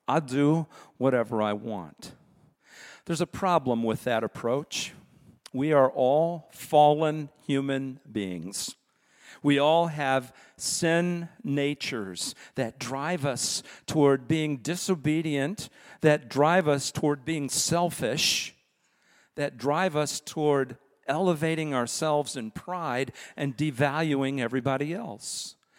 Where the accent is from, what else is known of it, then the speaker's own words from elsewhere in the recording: United States; as American citizens